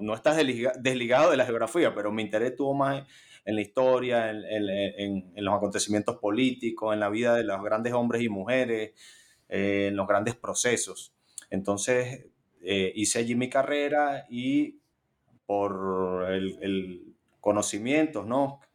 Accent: Caracas, Capital District, Venezuela; yo soy caraqueño. He vivido en, mi ciudad natal eh, todos mis 37 años.

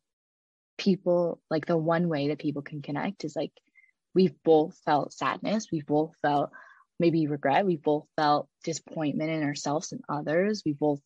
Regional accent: Cleveland, Ohio, United States; my hometown, Cleveland

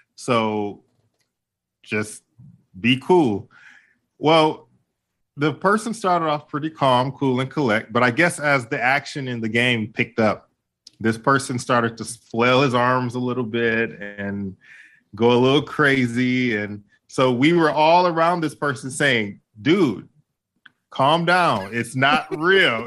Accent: Midwest, United States; the theme parks where, where I grew up at in the Midwest, like, for example, Cedar Point

